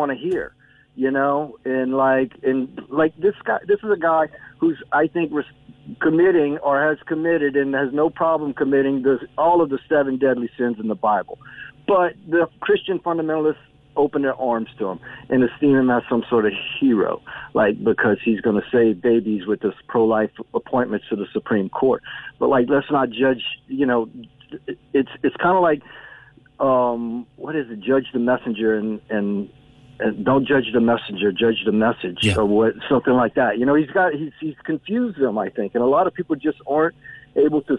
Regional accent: United States; now in Ireland; my state, my home state

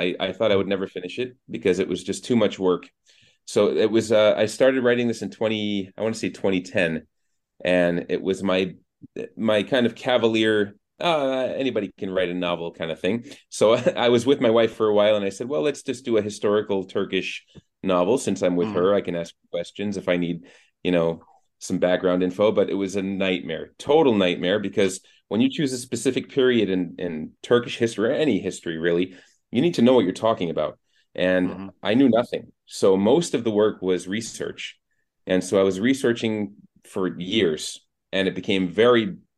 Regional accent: Boston, Massachusetts, United States; also born or lived in Florida / New York City; now in Istanbul, Turkey; I'm from Boston, Massachusetts originally. That's where I was born and raised.

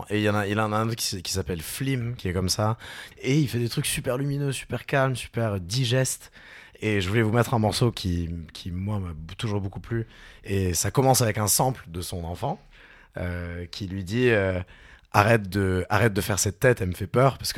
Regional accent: Toulouse, Occitania, France; Mais je suis toulousain.

